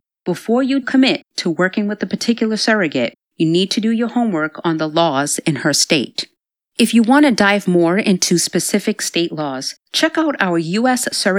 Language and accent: English; Georgia, United States; In my home state of Georgia